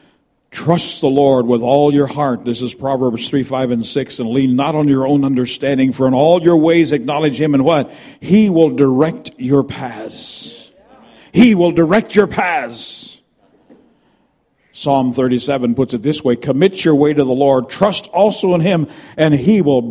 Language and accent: English; United States; moved away; also born or lived in Canada; I'm an American by birth. I'm also Canadian